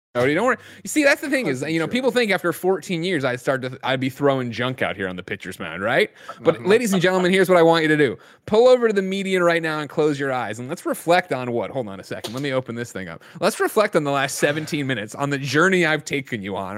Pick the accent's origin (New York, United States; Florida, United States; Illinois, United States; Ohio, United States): Illinois, United States; Glen Ellyn; moved away as an adult; also born or lived in Chicago; now in San Francisco, United States; I was originally born in Chicago.